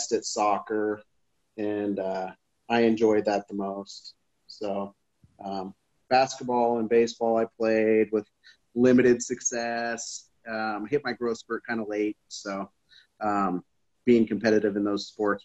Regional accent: Seattle, Washington, United States; I grew up in Seattle. Ballard, Seattle

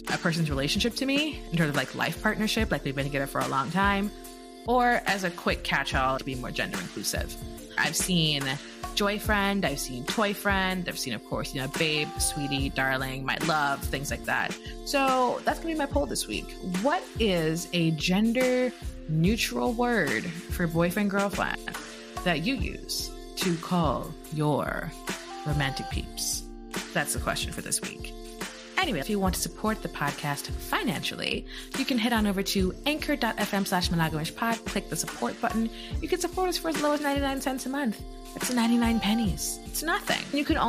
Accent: Jamaica; I'm very Jamaican of me. I can't help it.

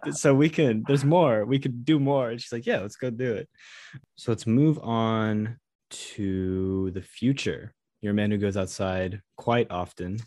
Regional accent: United States; I'm from America

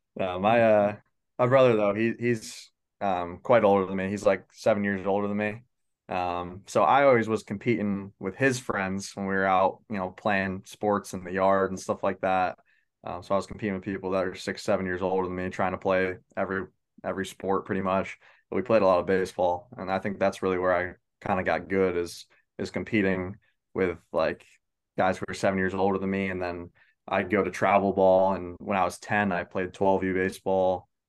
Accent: Baldwinsville, New York, United States; I'm from Baldensville, New York. Um, small town just outside of Syracuse

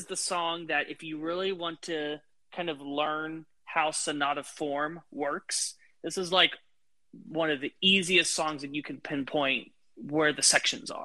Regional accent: United States; as an American

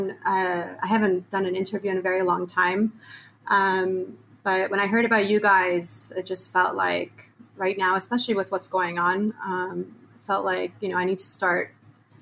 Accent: Canada; also born or lived in Iran; now in United States; I was born in Iran, But we moved to Canada when I was five. So I basically grew up in Canada

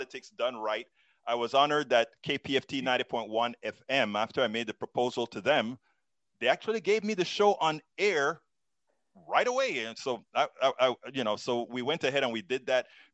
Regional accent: Panama; moved away as an adult; also born or lived in Texas; now in United States; I'm originally from Central America, Panama. Became a naturalized, came here to go to college

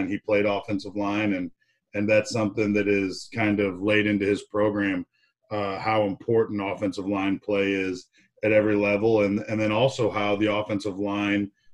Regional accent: Peoria, Illinois, United States; moved away as an adult; also born or lived in North Carolina; now in Rock Island, United States; Born and raised in Peoria, Illinois

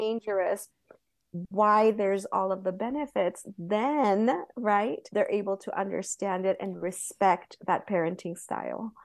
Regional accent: Southern California, United States; moved away as an adult; where I grew up in California

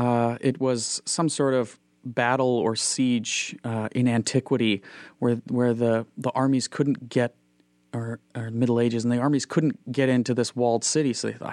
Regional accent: Moorhead, Minnesota, United States; I grew up in Fargo, Moorhead. And the schools there are fantastic. So I went to Moorhead Public High School

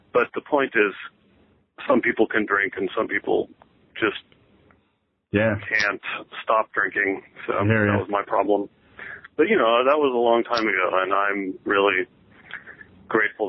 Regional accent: Colorado, United States; moved away; also born or lived in Kansas; I grew up in Colorado

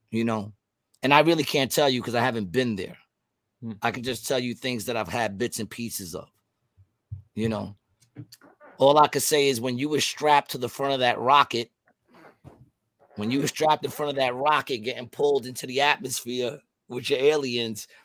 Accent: Ukraine; I'm from Ukraine. We are not weak.

